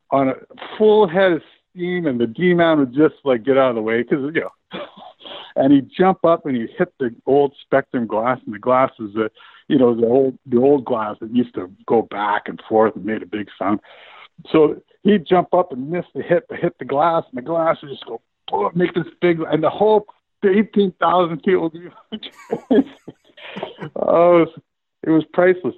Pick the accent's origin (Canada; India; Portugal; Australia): Canada; Medicine Hat, Alberta; moved away; also born or lived in Troy, New York (RPI); my best buddy that we grew up together playing in Medicine Hat